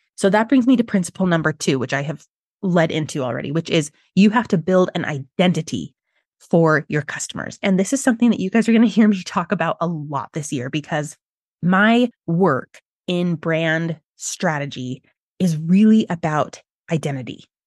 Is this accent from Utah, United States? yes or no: yes; Utah, United States; I'm from Utah, which is the birthplace of several multi-level marketing companies